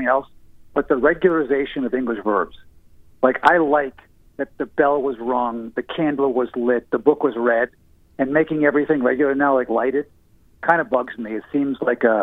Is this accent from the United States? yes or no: yes; Boston, Massachusetts, United States; also born or lived in Dedham; I grew up in Boston.